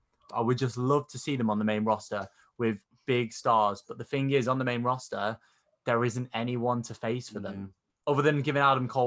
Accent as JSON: {"language": "English", "country": "United Kingdom", "said": "We're British. We are British, Tom."}